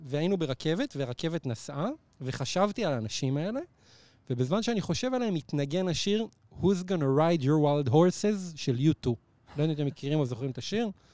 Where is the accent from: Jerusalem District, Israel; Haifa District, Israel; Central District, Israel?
Central District, Israel; Neve Monosson; זה בנווה מונוסון, שזה היישוב שגדלתי בו